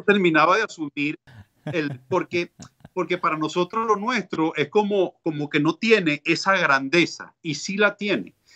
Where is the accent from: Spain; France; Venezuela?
Venezuela; yo viví en Venezuela toda mi vida